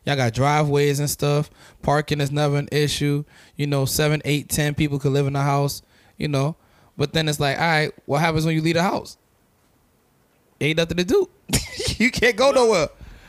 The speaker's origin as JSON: {"language": "English", "town": "Los Angeles", "region": "California", "country": "United States", "said": "I'm from LA, yeah."}